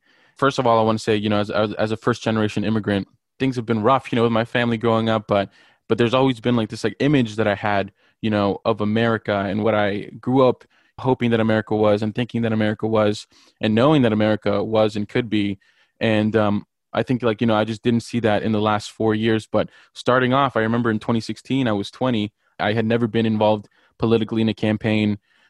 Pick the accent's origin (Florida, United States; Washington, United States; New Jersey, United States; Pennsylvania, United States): Florida, United States; Miami; I'm from Miami, Florida. I'm a first-generation immigrant